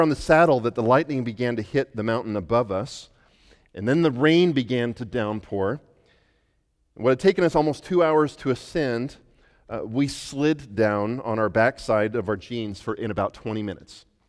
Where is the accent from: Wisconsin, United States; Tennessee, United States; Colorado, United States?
Colorado, United States; Western; moved away; growing up in Western Colorado